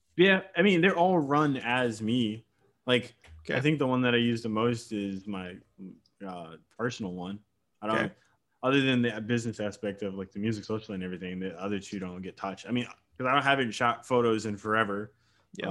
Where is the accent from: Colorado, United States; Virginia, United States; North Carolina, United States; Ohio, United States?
Virginia, United States; I'm from Virginia, but I'm not like part of the DMV area